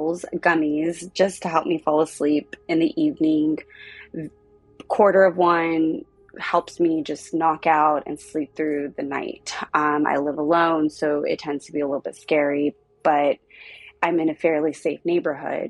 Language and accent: English; Southern California, United States; also born or lived in South Pasadena, California; I am 33 years old. I am from Southern California.